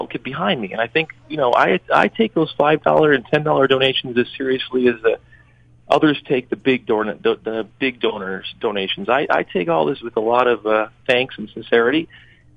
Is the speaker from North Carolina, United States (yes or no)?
no; Western New York, United States; I grew up here. My family lives across the district